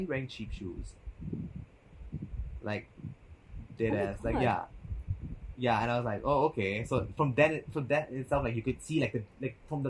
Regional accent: Singapore

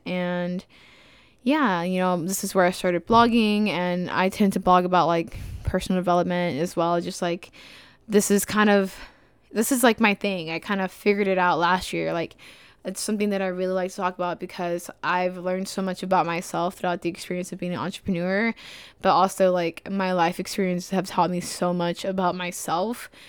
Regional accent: Dallas, Texas, United States; moved away as an adult; now in Spartanburg, United States; I'm from Dallas, Texas

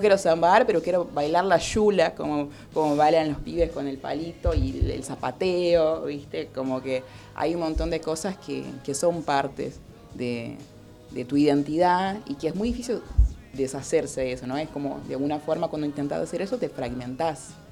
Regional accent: Porto Alegre, Rio Grande do Sul, Brazil; moved away; yo vengo del sur de Brasil, ¿no? de, bueno, de Porto Alegre, y, no, y ahí está eso, o sea, yo soy gaúcha

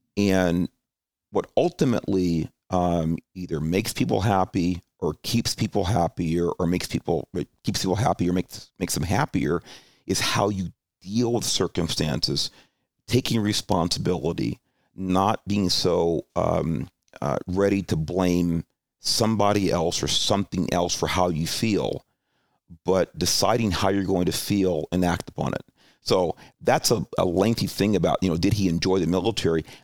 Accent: Alhambra, California, United States; also born or lived in Los Angeles (Watts) / Hollywood / San Jose; that's where I grew up, you know, most of my formative years in Alhambra

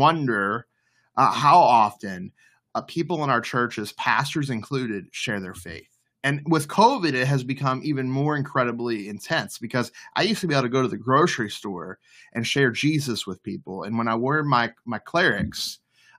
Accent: the Bible Belt, United States; moved away as an adult; now in Maryland, United States; where I grew up in the Bible Belt

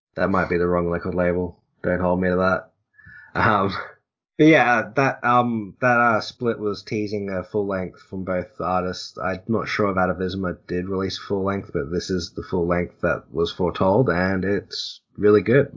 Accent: Australia; I'm Australian

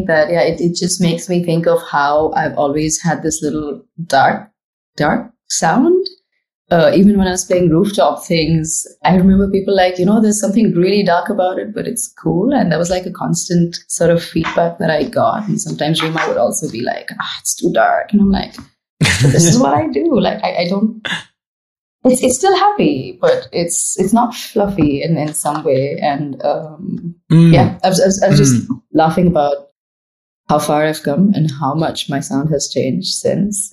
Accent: Pune, Maharashtra, India; also born or lived in Chennai; now in Dubai, United Arab Emirates; I am from Pune, which is close to Mumbai, southeast of Mumbai. It's called the Oxford of the East. Lots of universities and schools. So like a really young town. That's where I grew up

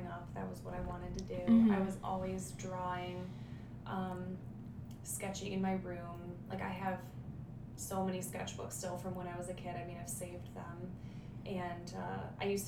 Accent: Bay Village, Ohio, United States; I grew up in Bay Village

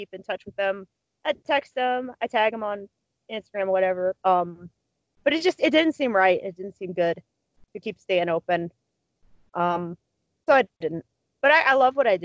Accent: Cleveland, Ohio, United States; now in Alliance, United States; I grew up in Cleveland

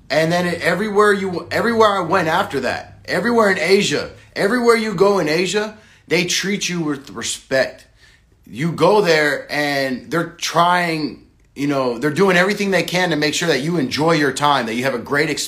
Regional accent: Massachusetts, United States; born there; also born or lived in Florida / California / South Dakota; For me, I was born in America, uh, Massachusetts, down to Florida, down to Los Angeles, or down to California, all the way up to South Dakota.

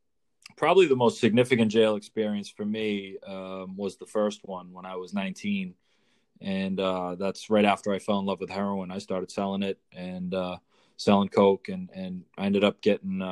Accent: north of Boston, Massachusetts, United States; up near Boston, Mass, a little north of Boston

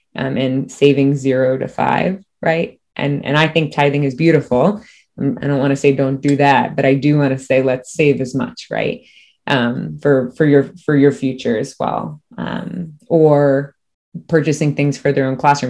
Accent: Cocoa Beach, Florida, United States; also born or lived in Miami / Merritt Island / DeLand; I'm born and raised. I'm from Miami, and then grew up in Cocoa Beach area

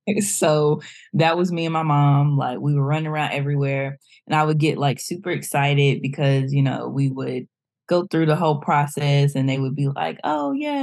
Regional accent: Cornelius, North Carolina, United States; also born or lived in Greensboro, North Carolina; I am originally from Charlotte, North Carolina. I always say Charlotte, but we want to be very specific. I grew up in Cornelius, North Carolina, if you ever heard of that, or in the Lake Norman area.

